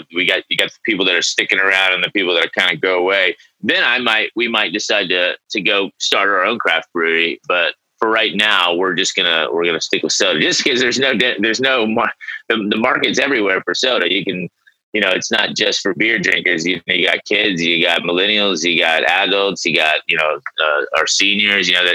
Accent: Dallas, Texas, United States; moved away as an adult; also born or lived in Tulsa, Oklahoma; now in Oklahoma City, United States; I was born in Tulsa, but I mainly grew up in Dallas area.

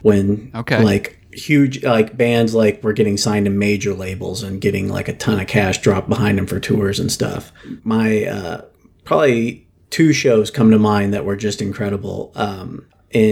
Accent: Springfield, Missouri, United States; I'm from Springfield, Missouri

